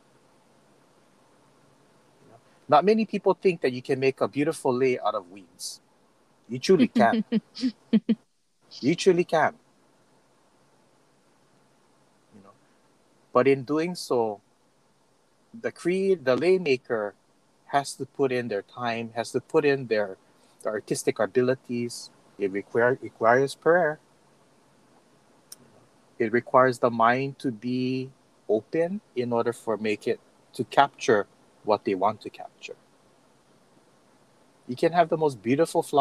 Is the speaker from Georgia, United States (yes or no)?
no; Kauai, Hawaii, United States; now in Oahu, United States; moving from Kauai to Oahu, I had to ensure that I did the same thing. I cannot come into Oahu with how I grew up on Kauai